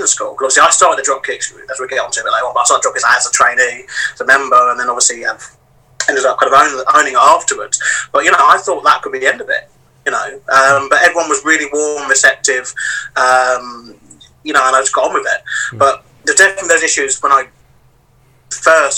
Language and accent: English; London, United Kingdom; And I lived in Deptford, which is just over the bridge. And yeah, grew up here basically. So South London boy